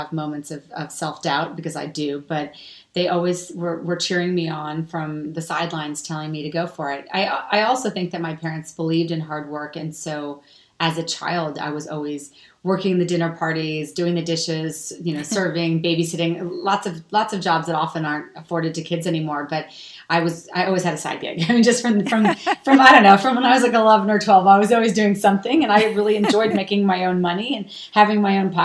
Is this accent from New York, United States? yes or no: yes; New York City / Westchester County, United States; moved away as an adult; now in Pacific Palisades, United States; I am originally from New York City, but I now reside in the Pacific Palisades in California